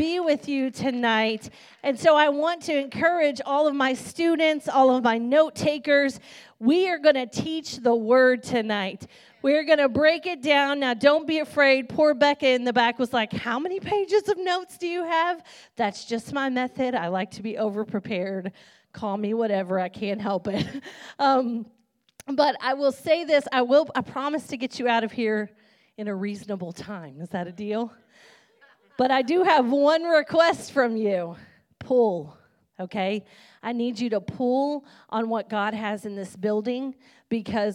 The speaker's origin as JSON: {"language": "English", "region": "Kentucky", "country": "United States", "said": "I'm a country girl. I'm from Kentucky"}